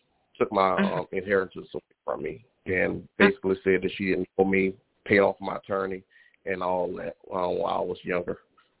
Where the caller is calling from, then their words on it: Baton Rouge, Louisiana, United States; Baton Rouge, Louisiana.